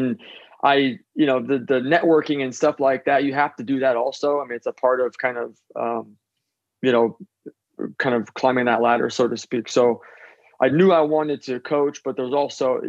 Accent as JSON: {"language": "English", "town": "Seattle", "region": "Washington", "country": "United States", "tie": "born or raised there", "said": "I grew up in Seattle"}